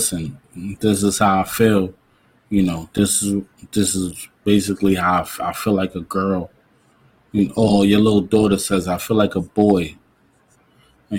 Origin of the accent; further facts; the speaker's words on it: New York City, New York, United States; Growing up in New York City